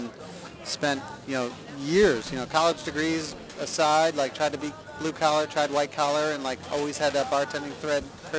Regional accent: Danbury, Connecticut, United States; Danbury, Connecticut.

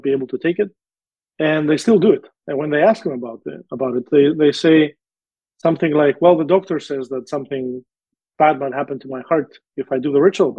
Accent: Greece; moved away; my home country

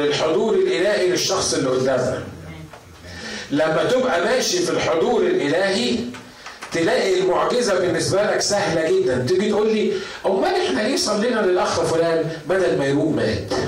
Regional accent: Upper Egypt, Egypt; عندنا في الصعيد

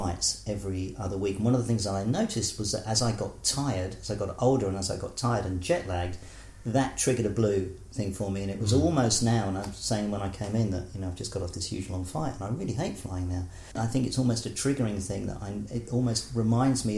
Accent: Essex, East of England, United Kingdom; also born or lived in Bromsgrove / Portsmouth / Wales; now in Auckland, New Zealand; from 3 to 16, Essex. So I'm sort of an Essex boy, really.

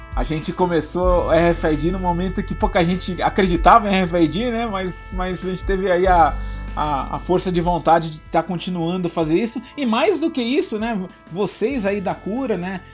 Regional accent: Brazil; nós, como brasileiros

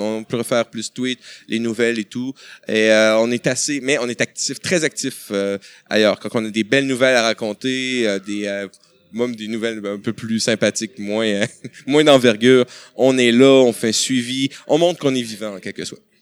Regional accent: Quebec, Canada; chez nous, au Québec

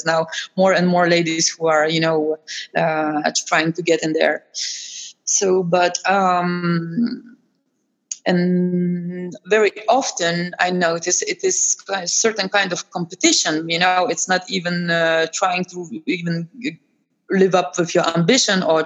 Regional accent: Lithuania; now in Netherlands; I'm myself from Eastern Europe, I think this was a kind of very shocking for me, you know, because in country where I'm coming from Lithuania

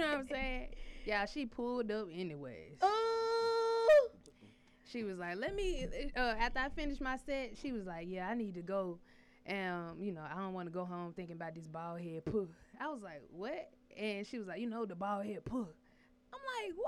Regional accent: Alabama, United States; moved away; I'm from Alabama

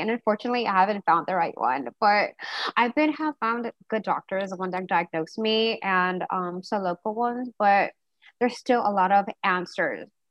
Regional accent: Diamond Bar, California, United States; I don't know if anyone of you guys heard of Diamond Bar it's like Southern California

